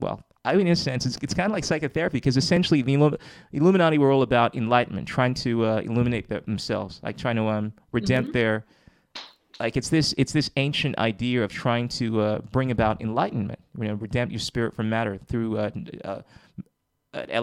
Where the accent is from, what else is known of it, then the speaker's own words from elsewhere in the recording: Ghana; I come from Ghana, West Africa